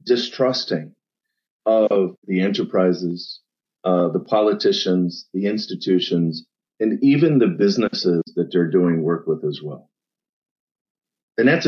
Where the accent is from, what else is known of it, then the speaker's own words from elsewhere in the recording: central Pennsylvania, United States; grew up in a small town in central PA of 800 people